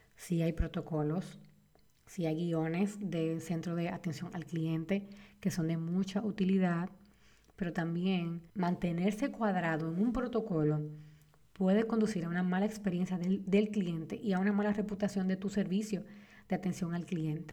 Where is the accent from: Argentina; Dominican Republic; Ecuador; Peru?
Dominican Republic; En mi país, República Dominicana